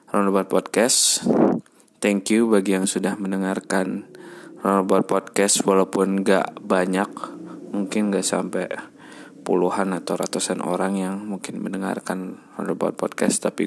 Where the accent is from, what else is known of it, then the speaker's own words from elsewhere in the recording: Bandung, West Java, Indonesia; mungkin gue besar di Bandung dan mengetahui sedikit banyak tentang transportasi di Bandung